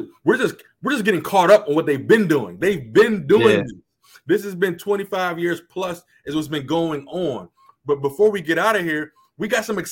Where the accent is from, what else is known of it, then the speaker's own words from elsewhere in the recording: United States; As an American, I just feel like Americans, we have such an entitlement.